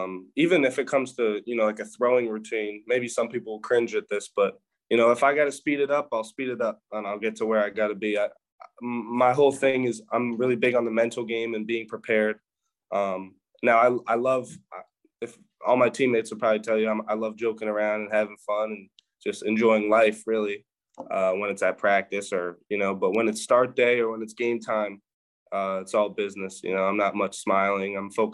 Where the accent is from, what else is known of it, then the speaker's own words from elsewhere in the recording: Land O'Lakes, Florida, United States; born there; No bandwagon. I was born in Land O'Lakes, Florida. It's okay. Tampa area.